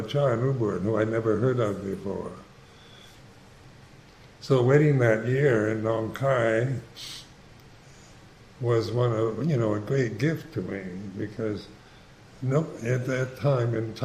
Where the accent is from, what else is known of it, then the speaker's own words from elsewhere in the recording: United States; I'm Caucasian, I'm a certain age, I'm an American